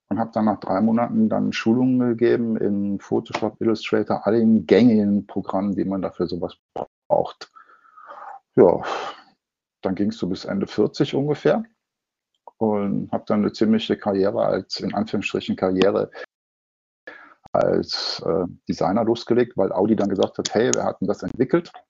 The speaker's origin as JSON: {"language": "German", "region": "North Rhine-Westphalia", "country": "Germany", "lives_now": "Munich, Germany", "said": "ich komme aus dem Ruhrgebiet und habe dann gesagt, pass auf, okay, das Ruhrgebiet tut mir so nicht mehr gut, alleine schon von der Luft her."}